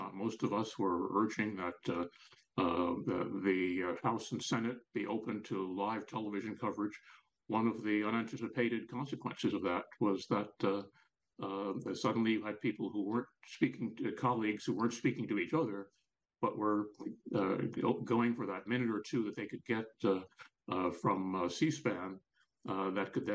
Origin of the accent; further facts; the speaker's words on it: New York, United States; growing up in New York